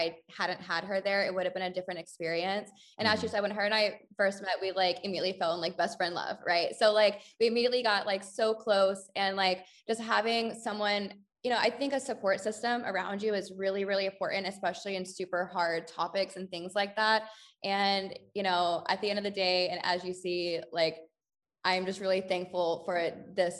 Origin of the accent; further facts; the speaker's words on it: United States; now in Paris, France; we're all navigating being American expats in Paris